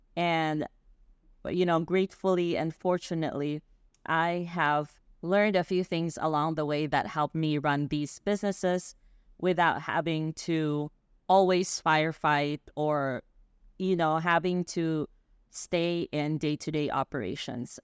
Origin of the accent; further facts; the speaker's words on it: Philippines; I grew up in the Philippines